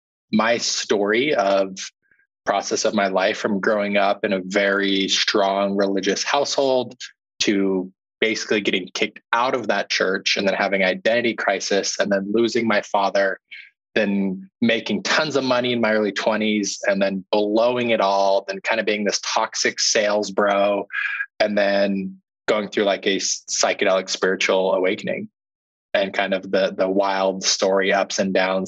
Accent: Utah, United States; growing up, I grew up in Utah.

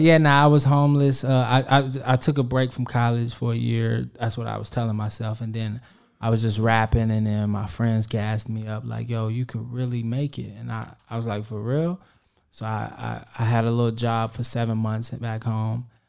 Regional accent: Kansas City, Kansas, United States; I'm from Kansas City, Kansas

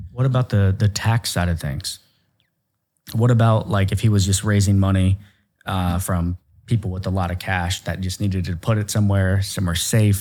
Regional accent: Ohio, United States; I'm a hillbilly from Ohio

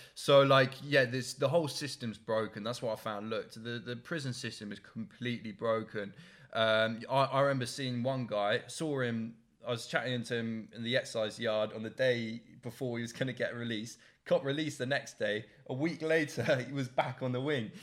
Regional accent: Oxfordshire, South East England, United Kingdom; I'm from Oxon.

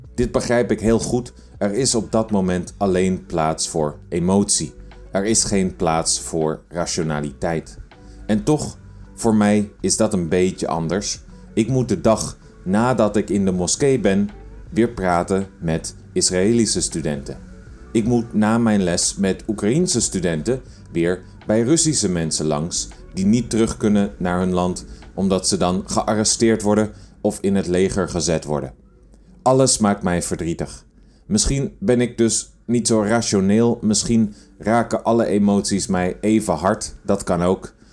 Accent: between De Rijp and Wormerveer, North Holland, Netherlands; Zijn huis stond tussen de Rijp en Wormerveer, waar ik opgegroeid ben.

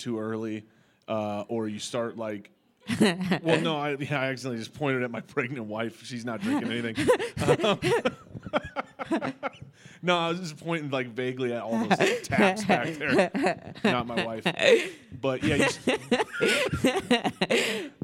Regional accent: Phoenix, Arizona, United States; I'm from Phoenix

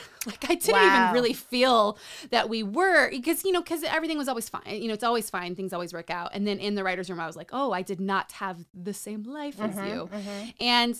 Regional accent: New Mexico, United States; also born or lived in Nevada / California / Utah / Colorado; So I grew up in Nevada, California, Utah, Colorado, New Orleans, and New Mexico.

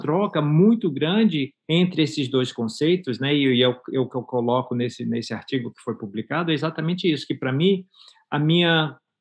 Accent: Bahia, Brazil; accent: baiano; moved away as an adult; also born or lived in Miami, United States; now in Gainesville, United States; Passei por, pela fase de ter precisado sair da Bahia

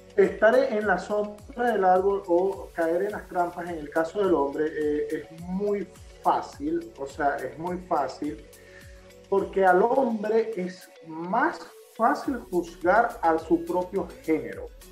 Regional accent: Maracaibo, Zulia, Venezuela; como todo maracucho

